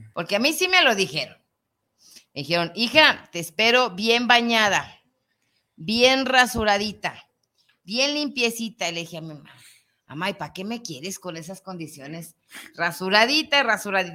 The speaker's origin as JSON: {"language": "Spanish", "country": "Mexico", "said": "nosotros nos tocó ser mexicanos"}